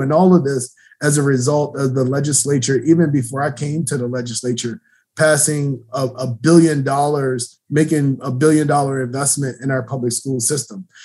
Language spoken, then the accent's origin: English; Baltimore, Maryland, United States; I grew up in the Penn North community, so West Baltimore I know very well.